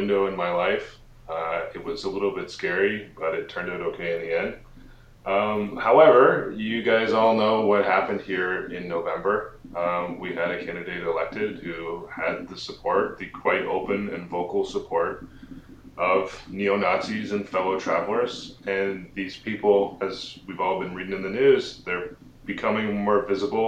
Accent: Sarnia, Ontario, Canada; now in Western Kentucky, United States; back in my hometown of Sarnia, Ontario

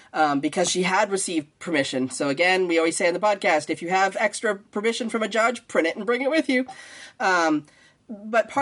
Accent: Canada; now in United States; I grew up in Canada either. So when I first moved to the U.S.

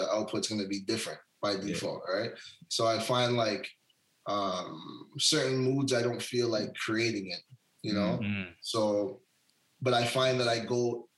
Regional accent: Hamilton, Ontario, Canada; moved away as an adult; now in Vancouver, Canada; I'm from out east, Hamilton. I grew up in Hamilton.

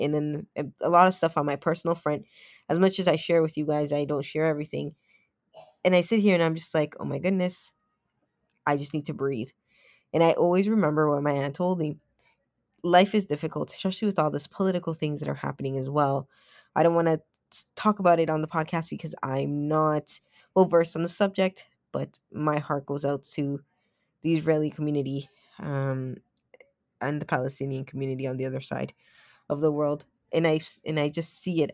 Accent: Toronto, Ontario, Canada; moved away; I am a Canadian kid at heart. I did grow up in Toronto

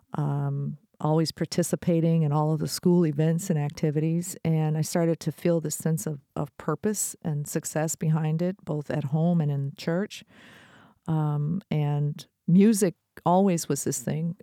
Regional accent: Detroit, Michigan, United States; I'm from Detroit, And I grew up in a time

